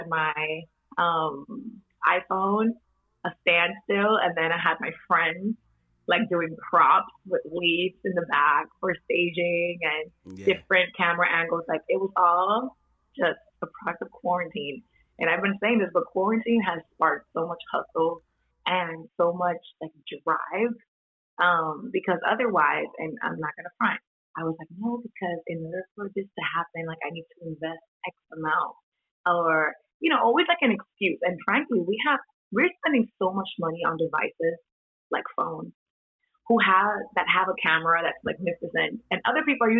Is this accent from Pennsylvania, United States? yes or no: no; New York City, New York, United States; also born or lived in Dominican Republic; I'm Dominican. I was born and partly raised there. Most of my life I spent it here in Washington Heights.